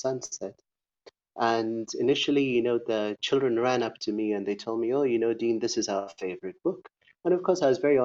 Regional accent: Eldoret, Uasin Gishu County, Kenya; I grew up in Eldoret, in and around the culture.

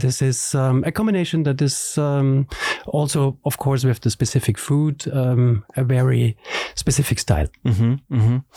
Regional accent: Salzburg, Austria; English is a second language; now in Vienna, Austria; we are both from Salzburg

